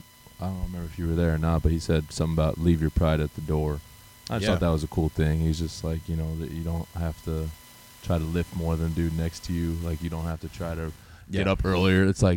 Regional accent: Texas, United States; I'm a Texan.

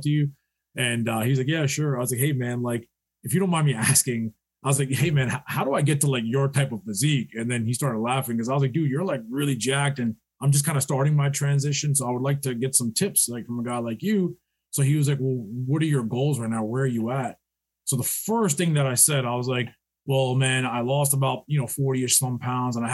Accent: New York, United States; We're from New York

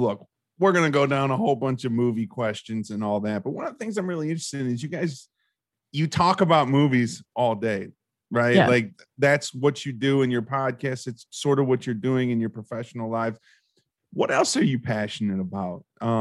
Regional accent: Australia; accent: Australian; I wanted to like spit out like my version of Mackers in my Australian accent

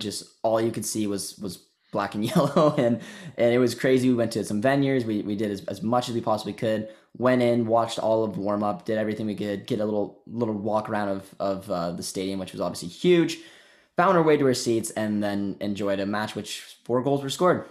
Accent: Canada; I grew up in Canada and a small town of two thousand people

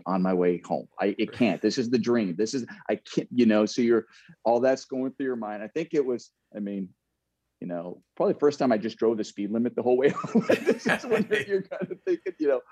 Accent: Southern California, United States; I grew up in Southern California.

